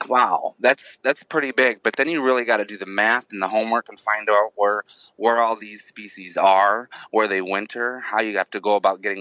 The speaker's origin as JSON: {"language": "English", "region": "Midwest Michigan", "country": "United States", "tie": "born or raised there", "said": "Growing up in Midwest Michigan"}